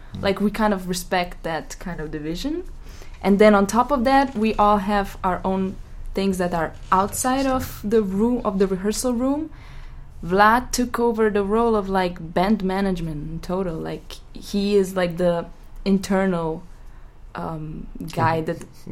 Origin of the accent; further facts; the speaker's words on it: Ljubljana, Slovenia; moved away; I'm from Ljubljana. Like I was raised in Ljubljana, Slovenia